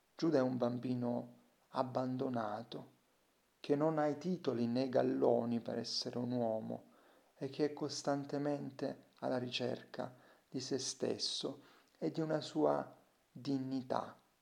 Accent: Salento, Apulia, Italy; accent: Salentino; Io non ho scritto solo nel mio dialetto, il salentino.

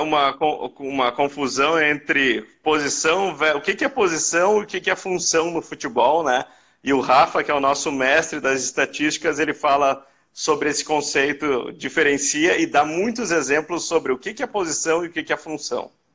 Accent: Novo Hamburgo, Rio Grande do Sul, Brazil; Eu sou de Novo Hamburgo, que é na região metropolitana de Porto Alegre, aqui no Rio Grande do Sul

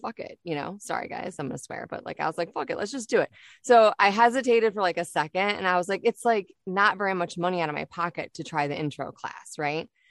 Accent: Detroit, Michigan, United States; moved away as an adult; also born or lived in Kalamazoo, Michigan; now in Florida, United States; So I'm originally from Michigan, born and raised in Detroit, and then, um, spent, like, a good part of more than the time that I spent growing up in Detroit, in Kalamazoo, Michigan.

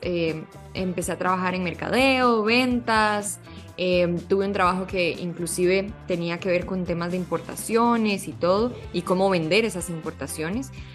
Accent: Costa Rica; moved away as an adult; now in Mexico; yo soy costarricense de nacimiento y em, aquí estudié diseño publicitario

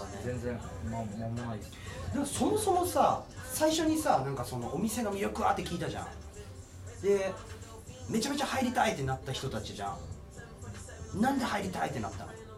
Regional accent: Kagoshima, Japan; now in Tokyo, Japan; 僕鹿児島出身なんですよ。で、東京来た時

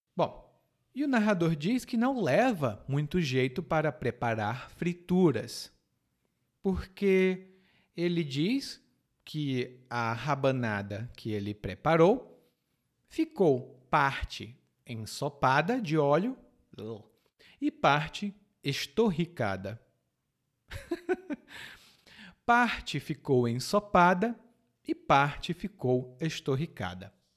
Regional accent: Ceará, Brazil; lá no Ceará, de onde eu venho

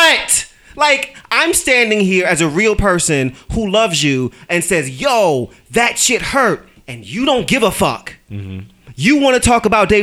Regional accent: New York City, New York, United States; moved away; I'm from Brooklyn

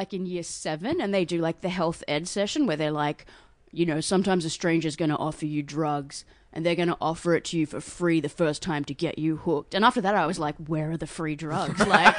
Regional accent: Perth, Western Australia, Australia

